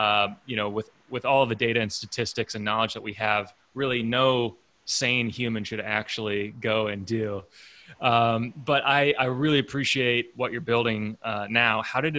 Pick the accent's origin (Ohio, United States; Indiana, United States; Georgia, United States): Indiana, United States; Indiana, which is my home state.